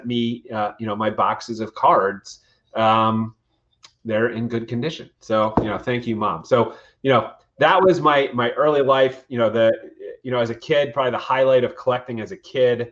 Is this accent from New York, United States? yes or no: yes; Westchester County, New York, United States; growing up in Westchester County, New York